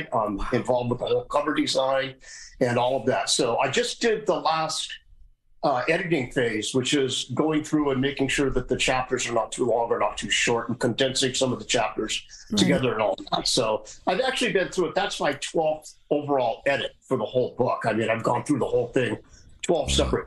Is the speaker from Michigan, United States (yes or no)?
no; Seattle, Washington, United States; also born or lived in North Dakota; I was born in North Dakota, moved to Seattle when I was one